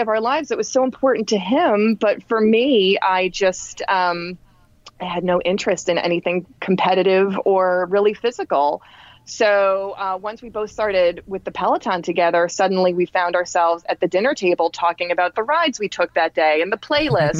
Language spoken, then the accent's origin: English; New York City, New York, United States; born or raised there; now in New Jersey, United States